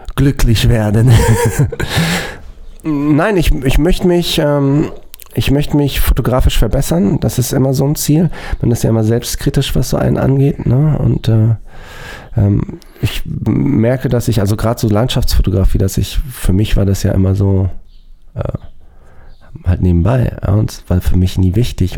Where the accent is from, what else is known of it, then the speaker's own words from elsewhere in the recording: Germany; bei uns in Deutschland